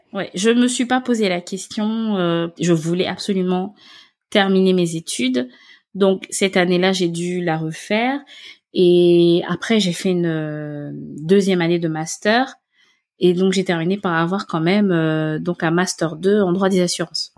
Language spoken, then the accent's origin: French; Gabon; moved away as an adult; now in France; je viens du Gabon et en fait, je suis venue en France pour faire mes études